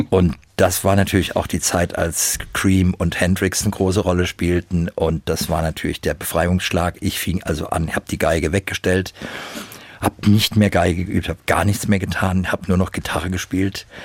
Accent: Frankfurt, Hesse, Germany; ich bin halt eben Frankfurter und ich bin hier groß geworden.

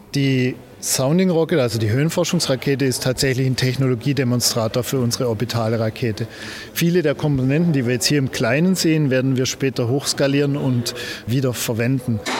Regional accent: Heilbronn region, Baden-Württemberg, Germany; wir kommen hier beide aus der Region Heilbronn

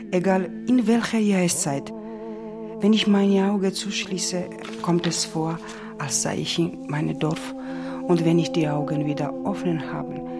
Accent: Georgia; German is a second language; moved away; Seitdem, dass ich nicht mehr in Georgien bin

